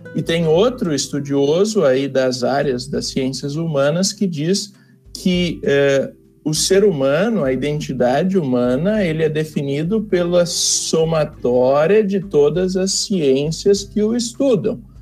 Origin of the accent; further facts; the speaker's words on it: Novo Hamburgo, Rio Grande do Sul, Brazil; eu sou natural de Novo Hamburgo, eu moro bem perto do seminário